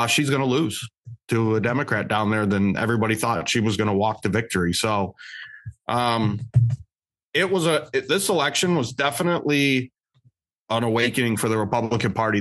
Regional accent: Michigan, United States; we're all from Michigan. So Michigan's always home

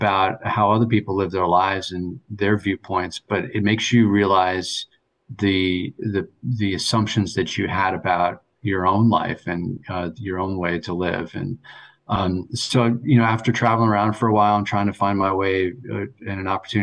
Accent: New Canaan, Connecticut, United States; moved away as an adult; also born or lived in New York City / Vermont / Taiwan / Hong Kong; now in New Haven, United States; I grew up in New Canaan, Connecticut

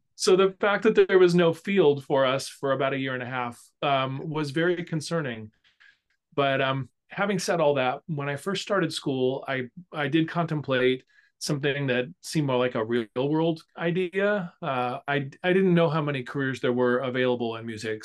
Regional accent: Sacramento, California, United States; moved away as an adult; also born or lived in Illinois / Iowa City; Music Circus in Sacramento, which is my hometown

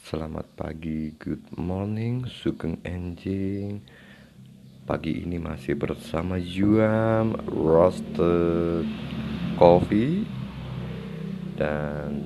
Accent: Pucangan, Central Java, Indonesia; born there; saya lahir di Desa Pucangan, Kecamatan Ambal Kabupaten Kebumen Jawa Tengah Indonesia

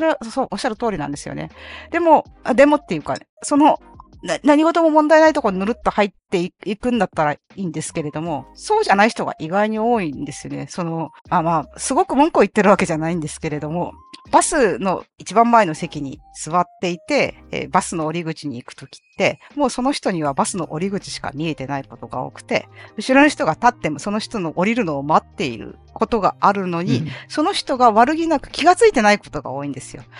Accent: Fukuoka, Japan; 私も福岡ですから

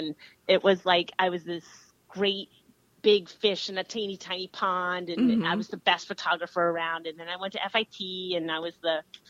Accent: Flemington, New Jersey, United States; also born or lived in Austin, Texas; I was born in Jersey City, New Jersey, and then I guess my family was part of what you call the Great White Flight of the early 70s

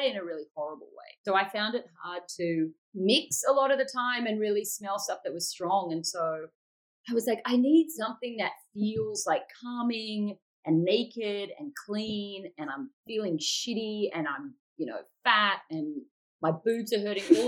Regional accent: Sydney, New South Wales, Australia; So I'm from Sydney, very beachy. It's, you know, it's a lot like LA, actually, but small and beautiful. It's a coastal city, and it's like true urban living, but on the beach.

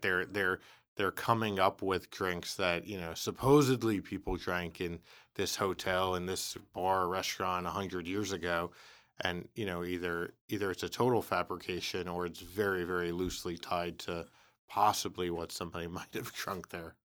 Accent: New York City, New York, United States; I was from the Bronx

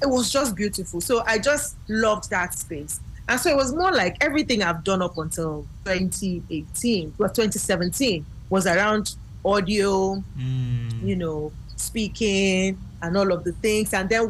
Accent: Nigeria; now in Ghana; As a matter of fact, I moved out from Nigeria to Ghana at the time, and I would come to Nigeria every 3 months just for that training.

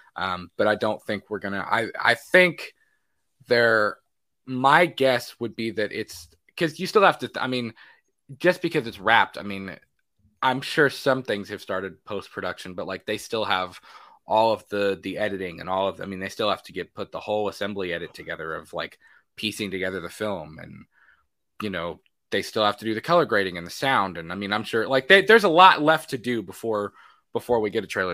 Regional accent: Florida, United States; now in Kentucky, United States; I'm from Florida

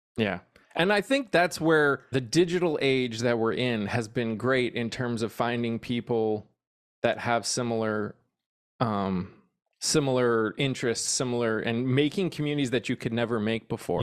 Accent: New England, United States; moved away as an adult; now in Texas, United States; I grew up in the Northeast

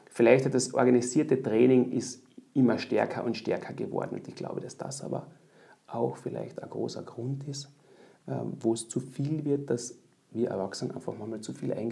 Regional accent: Austria; als Österreicher nach Deutschland gehen und ich war dann doch noch, äh, so richtig erwachsen war ich eigentlich noch gar nicht. Und das war auch die Zeit, wo es nicht so üblich war, als Österreicher im Ausland äh, einen Job zu kriegen als Eishockeyspieler.

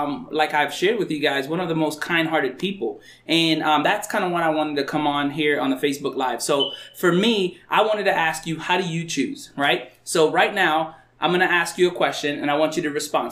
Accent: North Dakota, United States; I'm from North Dakota too

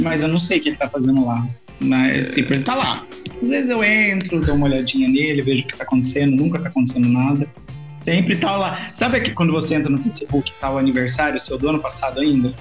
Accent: Mogi Guaçu, São Paulo, Brazil; sou de Mogi Guaçu

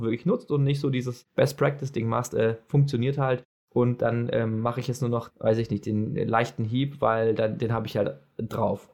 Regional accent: Germany; ich als Deutscher

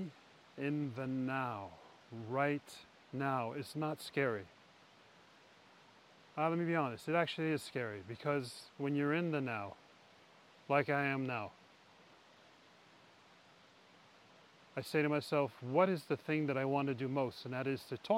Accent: New York City, New York, United States; moved away as an adult; now in Norway; growing up in New York City

